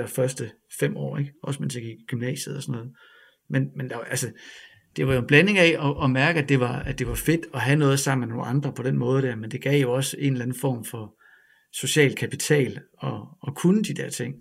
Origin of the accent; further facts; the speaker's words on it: Ribe, Southern Denmark, Denmark; moved away; Jeg kommer fra Ribe